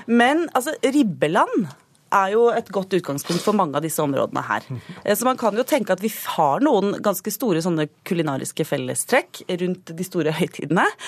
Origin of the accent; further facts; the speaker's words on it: Akershus, Norway; en jente fra eh, Røkla, altså Akershus